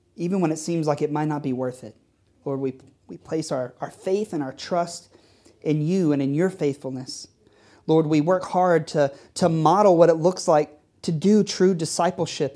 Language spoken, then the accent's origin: English; Texas, United States; now in New York City, United States; I grew up playing baseball in Texas